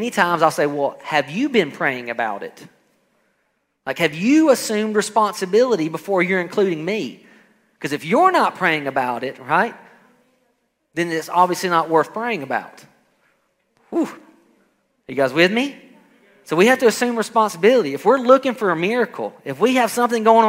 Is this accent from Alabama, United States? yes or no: yes; Alabama, United States; I come from Alabama, and we do a lot of farming there